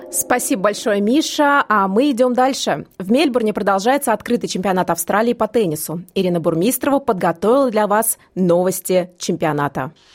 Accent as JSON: {"language": "Russian", "region": "Moscow", "country": "Russia", "tie": "born or raised there", "said": "Я выросла в Москве, но каждое свое лето я проводила в Курской области, в деревне."}